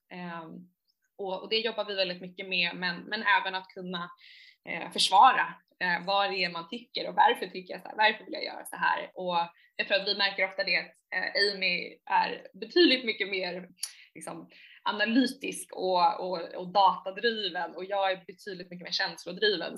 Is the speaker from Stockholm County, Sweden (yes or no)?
yes; Saltsjöbaden, Stockholm County, Sweden; also born or lived in New York; jag är uppvuxen i Saltsjöbo, en, eh, en förort till, till Stockholm